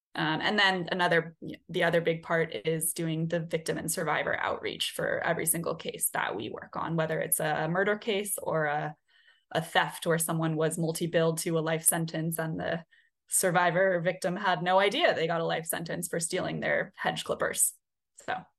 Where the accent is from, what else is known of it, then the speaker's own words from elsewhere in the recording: Oregon, United States; now in New Orleans, United States; I'm from Oregon